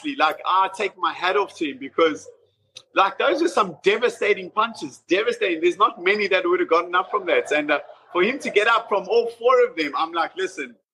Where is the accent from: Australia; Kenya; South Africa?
South Africa; moved away as an adult; now in London, United Kingdom; I was raised in South Africa